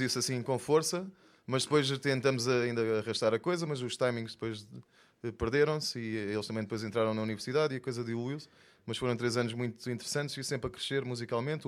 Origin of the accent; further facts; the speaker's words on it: Faro, Algarve, Portugal; also born or lived in Lisbon / Minho / Angola (ancestry); E nasci em Lisboa, mas foi rápido também, estive só lá dois anos. Depois morei no Minho até aos nove e aos nove vim para Faro. Então sou mais farense do que tudo o resto